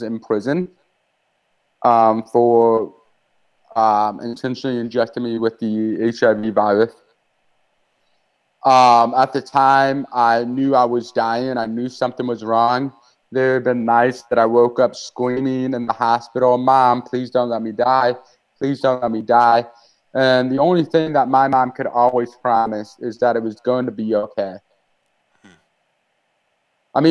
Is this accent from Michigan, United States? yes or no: no; Moscow Mills, Missouri, United States; I grew up in the Methodist Church. My family attended Moscow Mills Methodist Church. It's in the rural area of St. Louis, Missouri.